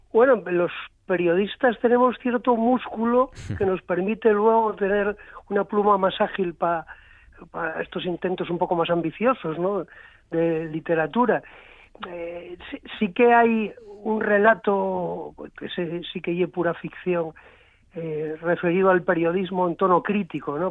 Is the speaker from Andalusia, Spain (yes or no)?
no; San Esteban de Pravia, Asturias, Spain; yo soy de la Ría del Nalón, de San Esteban